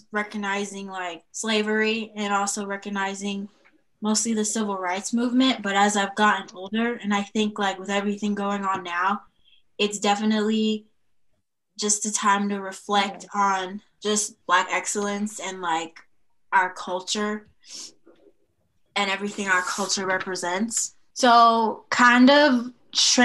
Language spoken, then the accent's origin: English; California, United States; moved away